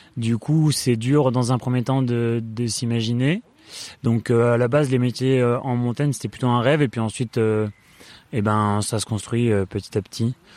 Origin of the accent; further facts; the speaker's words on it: Voreppe, Auvergne-Rhône-Alpes, France; also born or lived in Échirolles; je suis né à, Échirol, à, côté de Grenoble. J'ai grandi à Vorep.